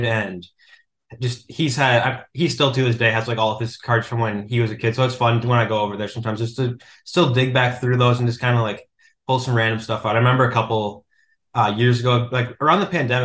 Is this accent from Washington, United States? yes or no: no; suburb of the Twin Cities, Minnesota, United States; I lived in Minnesota my entire life, lived in a suburb of the Twin Cities growing up, and then moved to Minneapolis about a year ago